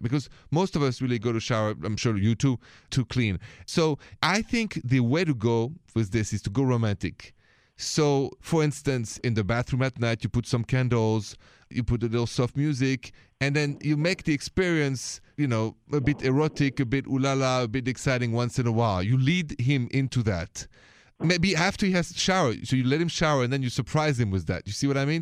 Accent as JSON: {"language": "English", "town": "Paris", "region": "Île-de-France", "country": "France", "accent": "French", "moved": "yes", "said": "my accent is from France, from Paris."}